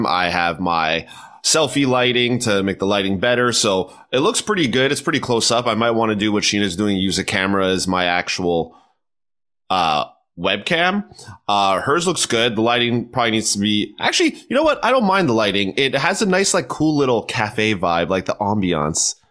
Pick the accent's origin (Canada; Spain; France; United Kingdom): Canada; I'm from Canada. We're from the same place.